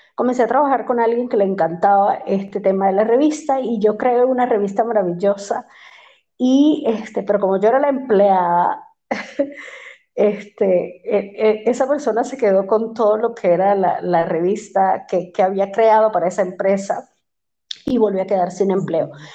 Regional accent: Maracaibo, Zulia, Venezuela; moved away as an adult; also born or lived in Panama; soy venezolana, este, de un lugar hermoso que se llama Maracaibo, en Venezuela

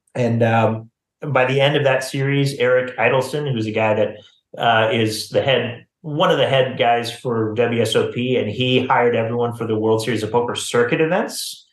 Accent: Missouri, United States; I grew up in Missouri.

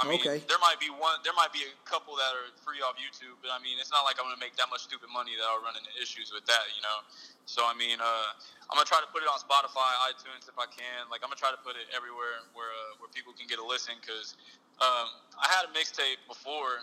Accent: Ganado, Texas, United States; now in Victoria, United States; I grew up in Ganado

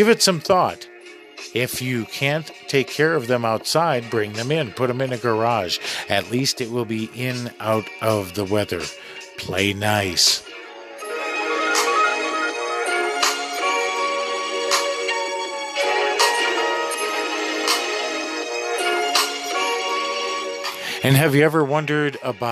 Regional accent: Midwest, United States; moved away; I grew up in the Midwest.

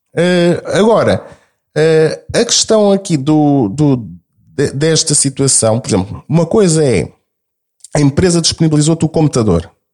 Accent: Lisbon, Portugal; accent: alfacinha (Lisbon); eu tenho sotaque alfacinha

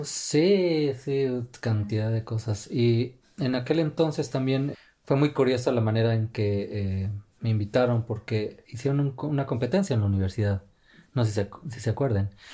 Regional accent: Mexico; moved away as an adult; also born or lived in China; now in Finland; mexicano de nacimiento, y finlandés ya de nacionalización.

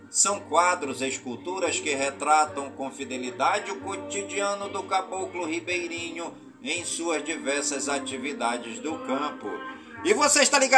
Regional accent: Careiro da Várzea, Amazonas, Brazil; do Careiro da Várzea, minha cidade natal

